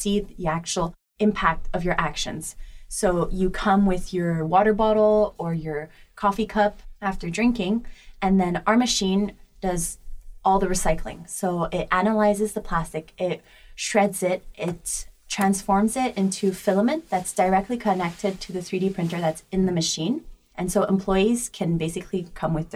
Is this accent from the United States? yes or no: no; Montreal, Quebec, Canada; moved away as an adult; now in Paris, France; I'm born and raised in Montreal